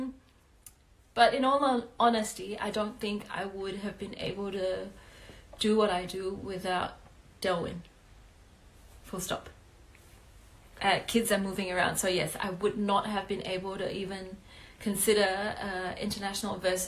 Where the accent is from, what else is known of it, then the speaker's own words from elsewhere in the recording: Malaysia; also born or lived in Adelaide, Australia; now in Melbourne, Australia; I am originally from Malaysia